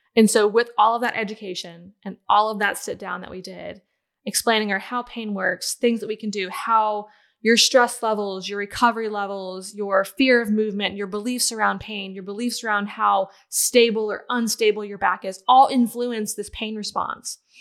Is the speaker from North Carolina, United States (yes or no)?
yes; Southern Pines, North Carolina, United States; also born or lived in Ohio; I was born and raised in Ohio, but I called the Carolinas home because we moved there after elementary school